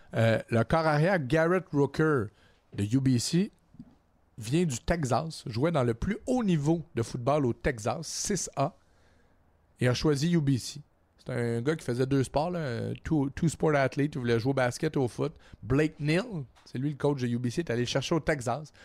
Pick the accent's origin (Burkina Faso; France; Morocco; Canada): Canada; Trois-Rivières, Quebec; à TVA chez nous, à Trois-Rivières